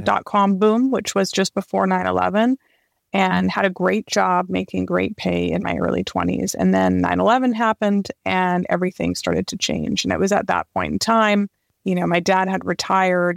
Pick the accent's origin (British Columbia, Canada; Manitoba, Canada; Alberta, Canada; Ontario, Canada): British Columbia, Canada; Vancouver; moved away; also born or lived in London; I grew up in Canada in Vancouver